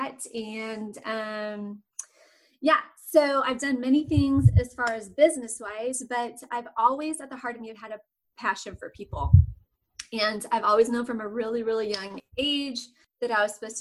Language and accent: English; Southern California, United States; moved away as an adult; now in Austin, United States; I'm in Austin, Texas, but I'm originally from Southern California.